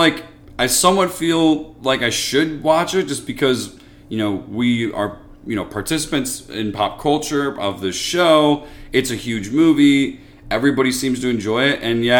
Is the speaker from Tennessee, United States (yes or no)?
no; Chicago, Illinois, United States; I grew up in Chicago. I love it here.